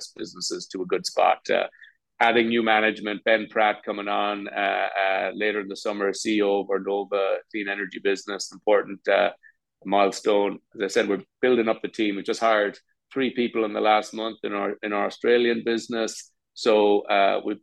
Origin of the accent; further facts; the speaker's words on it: Ireland; moved away; My home country, and I spent the last year in Dublin